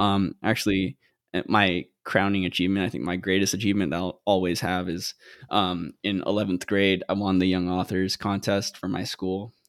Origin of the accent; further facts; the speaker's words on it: Guam; moved away; also born or lived in Philippines; when I was two, we moved to Guam, and that's where I grew up